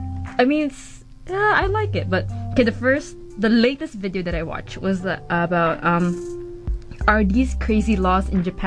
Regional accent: Christchurch, Canterbury, New Zealand; Because I'm from Christchurch, and then I go... The school that I go

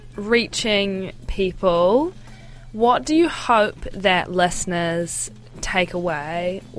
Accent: Hamilton, Waikato, New Zealand; So I am from Hamilton

